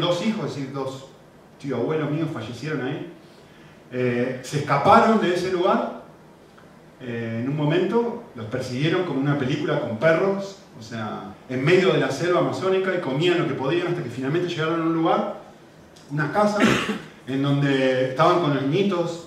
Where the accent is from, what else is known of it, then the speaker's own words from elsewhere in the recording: Argentina; con mi acento todo el mundo que me escucha ahora la primera vez se da cuenta, nacimos en Argentina